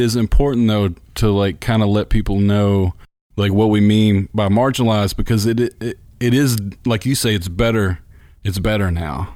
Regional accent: Bruce, Mississippi, United States; I grew up in Bruce, which is about an hour d-, drive from there.

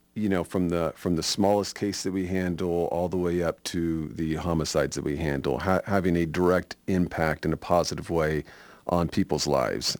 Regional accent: Sacramento, California, United States; also born or lived in Nevada County, California; I grew up in Sacramento, California, uh, born and raised there.

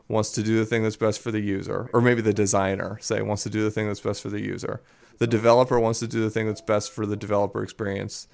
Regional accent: Baltimore, Maryland, United States; I'm from Baltimore, uh, a city which is notorious for the Stop Snitching campaign

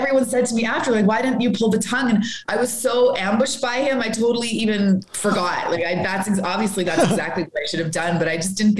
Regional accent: Edmonton, Alberta, Canada; moved away as an adult; also born or lived in Saskatchewan; now in Calgary, Canada; Born and raised in Edmonton.

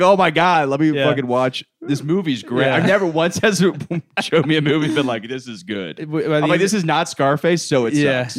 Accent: Orlando, Florida, United States; I'm from Orlando.

